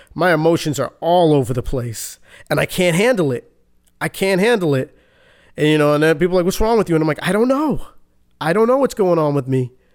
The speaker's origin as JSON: {"language": "English", "town": "Boston", "region": "Massachusetts", "country": "United States", "tie": "born or raised there", "said": "Born and raised Boston, Massachusetts."}